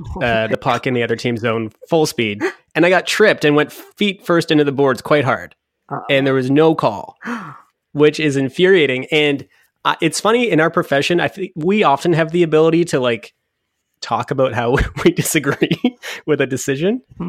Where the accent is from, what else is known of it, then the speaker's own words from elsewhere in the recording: Waterloo, Ontario, Canada; My hometown.